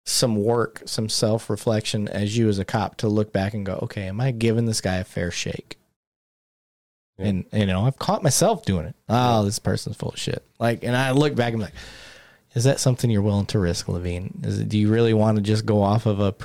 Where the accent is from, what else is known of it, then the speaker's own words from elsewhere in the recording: Michigan, United States; being from Michigan